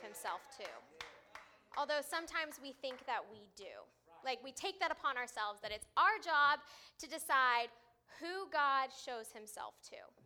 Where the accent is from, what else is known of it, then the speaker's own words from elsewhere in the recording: California, United States; moved away; I grew up in California